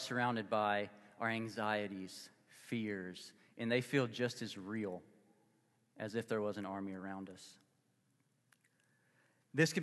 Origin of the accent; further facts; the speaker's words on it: Mississippi, United States; now in Lawrence, Kansas, United States; I'm a guy from Mississippi. You don't get this accent in the Midwest